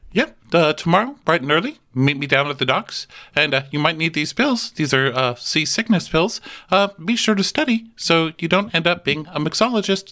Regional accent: Texas, United States; I'm from Texas

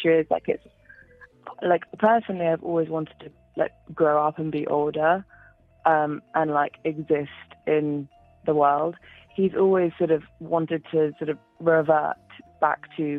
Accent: England, United Kingdom; accent: British; my British accent.

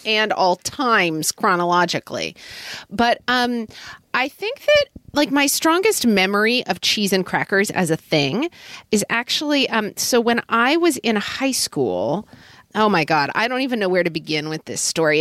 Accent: Oklahoma City, Oklahoma, United States; growing up in Oklahoma

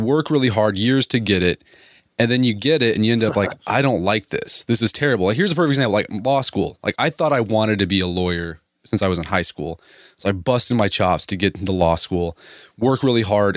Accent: Oklahoma, United States; I grew up in Oklahoma

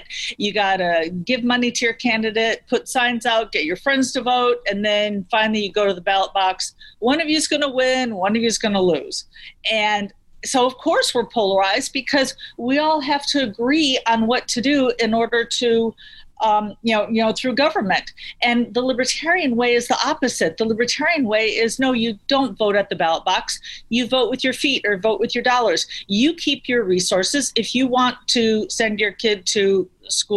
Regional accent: near the Wisconsin state line, Illinois, United States; I grew up near the Wisconsin state line. I grew up just south in Illinois.

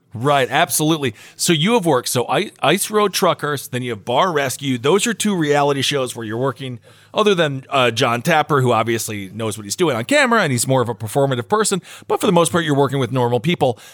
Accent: Wisconsin, United States; moved away; I'm from Wisconsin

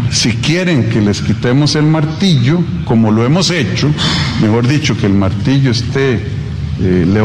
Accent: Costa Rica; Somos costarricenses, nos queremos.

